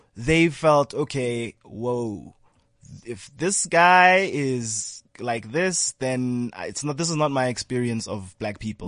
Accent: South Africa; also born or lived in Ghana / Lesotho; it was tough, you know, growing up in South Africa

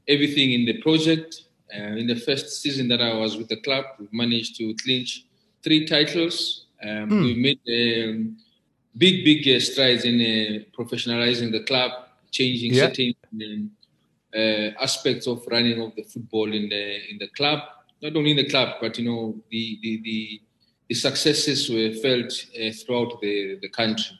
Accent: South Africa; moved away as an adult; now in Dar es Salaam, Tanzania; I was born and raised in the Val under the supervision of my late grandmother.

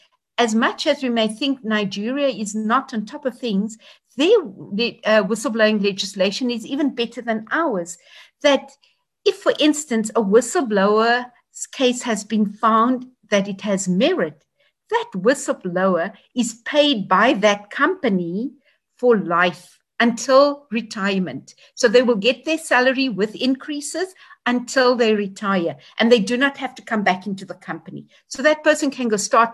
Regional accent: South Africa; all South Africans. It's our country

